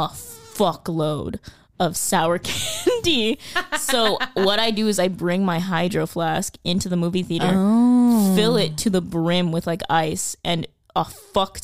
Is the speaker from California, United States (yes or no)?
yes; Los Angeles, California, United States; I grew up in the San Fernando Valley, for those of you who give a shit. I grew up in Canoga Park